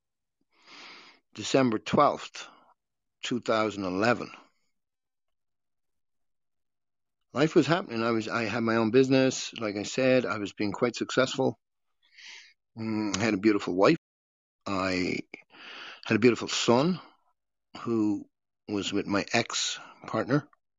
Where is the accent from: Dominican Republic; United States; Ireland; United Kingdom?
Ireland; Dublin, Leinster; moved away as an adult; also born or lived in Costa Rica; We're from Dublin, Ireland